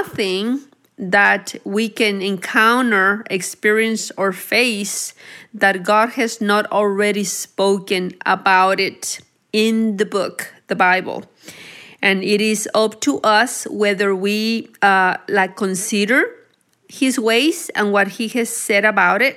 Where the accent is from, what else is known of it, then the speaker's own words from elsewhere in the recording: Anáhuac, Nuevo León, Mexico; also born or lived in Texas; now in Cedar Park, United States; I was raised in Mexico, which is Anahuac, Nuevo León